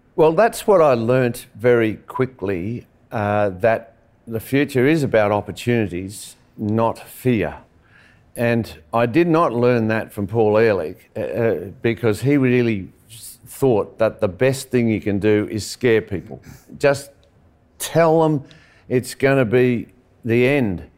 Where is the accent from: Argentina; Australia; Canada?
Australia; Western Australia; I'm from Western Australia